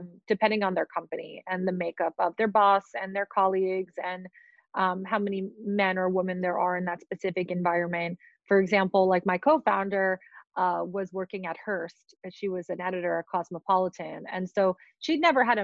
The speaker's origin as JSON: {"language": "English", "town": "New York City", "region": "New York", "country": "United States", "tie": "born or raised there", "also_born_or_lived": "Russia", "said": "we grew up in Queens, probably the melting pot of New York."}